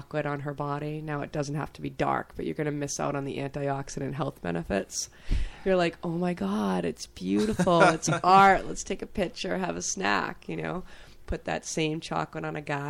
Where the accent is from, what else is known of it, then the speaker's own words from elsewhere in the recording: Hudson, New Hampshire, United States; growing up in Hudson with the nicest prejudiced father